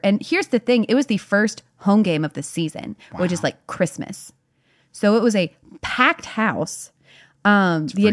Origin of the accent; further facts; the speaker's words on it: Durham, North Carolina, United States; now in Nashville, United States; my hometown of Durham, North Carolina